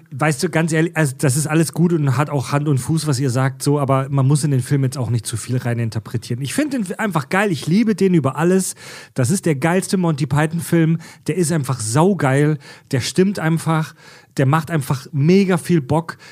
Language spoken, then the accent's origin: German; Kieselbronn, Baden-Württemberg, Germany; ich komme aus Kieselbronn ja, in der Nähe von Pforzheim